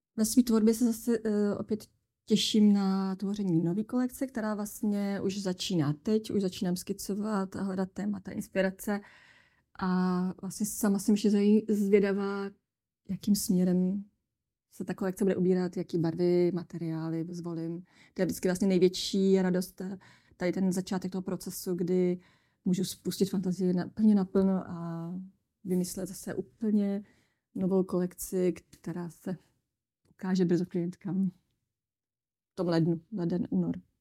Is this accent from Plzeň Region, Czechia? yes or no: no; Humpolec, Vysočina Region, Czechia; Vysočinu, odkud pocházím z Humpolce